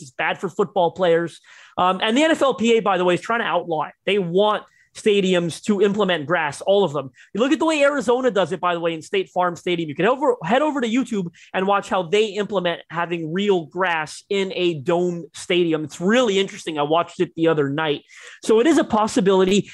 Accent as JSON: {"language": "English", "town": "Toronto", "region": "Ontario", "country": "Canada", "said": "I'm Canadian, right? I'm from Toronto"}